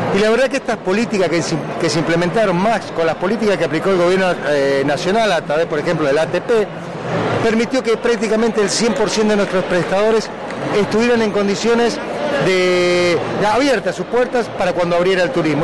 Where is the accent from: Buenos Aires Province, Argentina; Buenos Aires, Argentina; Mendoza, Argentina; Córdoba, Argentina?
Mendoza, Argentina; San Rafael; no dejamos de ser un pueblo, en realidad somos una ciudad más de 200.000 habitantes